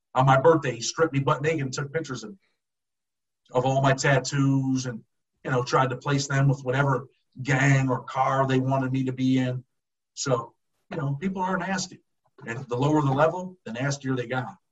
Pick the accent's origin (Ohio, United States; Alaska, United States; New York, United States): New York, United States; Rochester; I'm from upstate, well, Western New York. I'm from Rochester, New York.